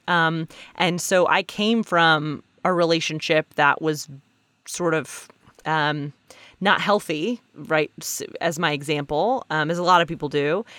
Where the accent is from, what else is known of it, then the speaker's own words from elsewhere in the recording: Alabama, United States; moved away as an adult; also born or lived in San Francisco; now in New York, United States; I'm originally from Alabama.